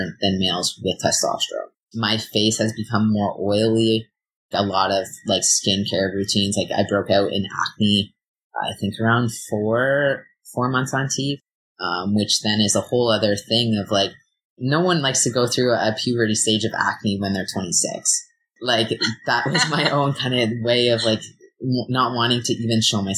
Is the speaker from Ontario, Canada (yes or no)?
yes; Ontario, Canada; now in British Columbia, Canada; I'm from Ontario